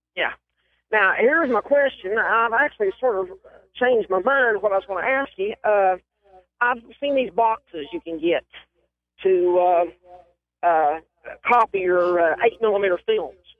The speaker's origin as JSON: {"language": "English", "region": "Tennessee", "country": "United States", "said": "I'm from Tennessee 'cause I don't have a bit of an accent"}